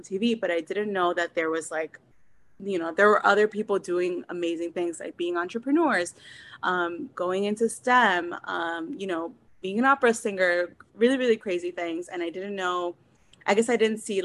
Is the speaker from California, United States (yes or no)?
no; Miami, Florida, United States; moved away as an adult; also born or lived in Cuba / Massachusetts; So I was born in Cuba. I'm an immigrant and I was raised in Miami